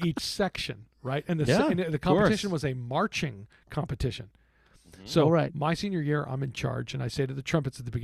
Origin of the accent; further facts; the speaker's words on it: Texas, United States; moved away; I'm from Texas